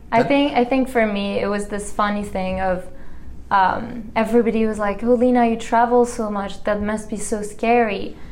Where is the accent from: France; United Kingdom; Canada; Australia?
France; moved away as an adult; also born or lived in Frenchtown, Montana; now in Missoula, United States; I'm from France.